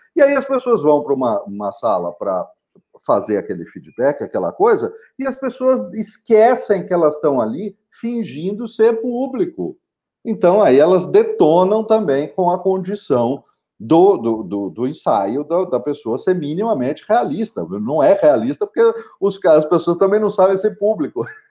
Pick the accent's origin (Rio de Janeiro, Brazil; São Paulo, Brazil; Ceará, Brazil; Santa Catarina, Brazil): São Paulo, Brazil; São José dos Campos; a praça central da minha cidade natal, que é São José dos Campos